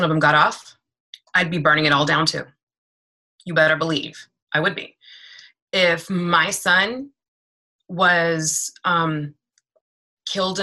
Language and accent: English; Washington, District of Columbia, United States; moved away as an adult; now in Maryland, United States; I am originally from Washington, D.C., born and bred. I am in Maryland because gentrification pushed me out.